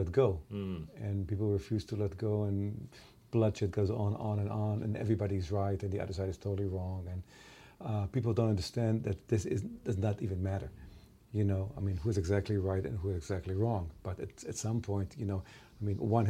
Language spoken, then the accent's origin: English; Israel; I grew up in Israel